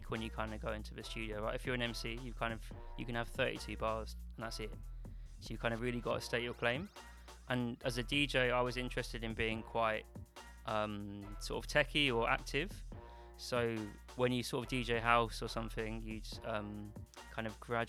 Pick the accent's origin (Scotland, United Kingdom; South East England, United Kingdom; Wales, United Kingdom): South East England, United Kingdom; Ashford; I'm from Ashford, which is like a shit town about an hour south of London